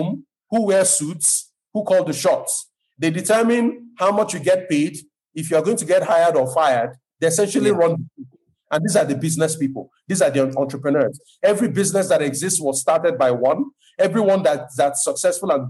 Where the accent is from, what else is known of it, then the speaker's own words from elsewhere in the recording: Lagos, Nigeria; I'm not ethnically from Lagos, but I was born here, I was raised here